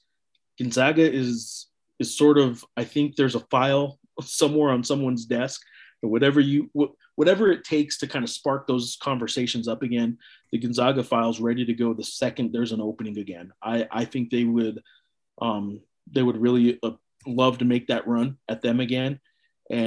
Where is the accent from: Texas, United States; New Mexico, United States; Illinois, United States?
New Mexico, United States; I was born in New Mexico